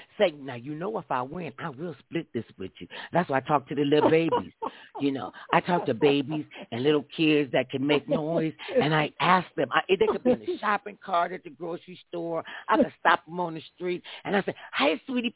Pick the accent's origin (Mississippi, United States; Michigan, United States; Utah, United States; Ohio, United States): Ohio, United States; now in Los Angeles, United States; I'm from Ohio